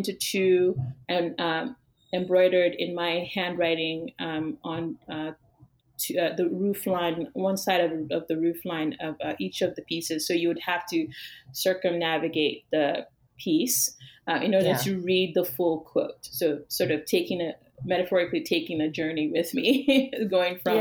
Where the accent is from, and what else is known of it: Yorubaland, Western Nigeria, Nigeria; born or raised there; moved away as an adult; now in United States